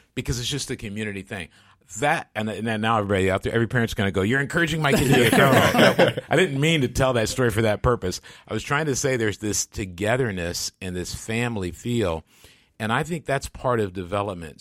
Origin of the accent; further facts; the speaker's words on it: Grand Rapids, Michigan, United States; my hometown, Grants, Michigan